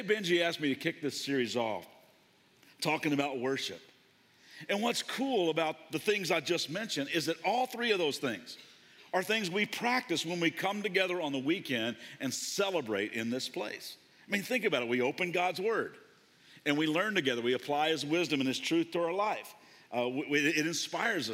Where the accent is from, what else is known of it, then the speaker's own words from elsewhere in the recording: Kentucky, United States; I grew up in Kentucky